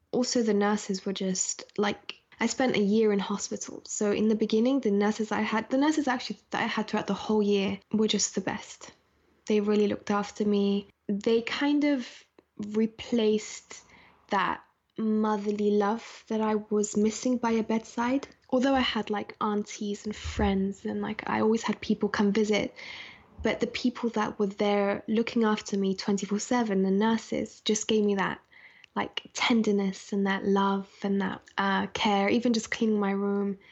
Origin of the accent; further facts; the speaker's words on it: London, United Kingdom; also born or lived in Scotland; I was born in Scotland and then moved to London, um, at a very young age